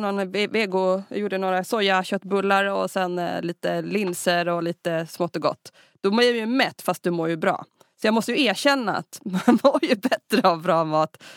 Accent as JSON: {"language": "Swedish", "country": "Sweden", "said": "vi svenskar"}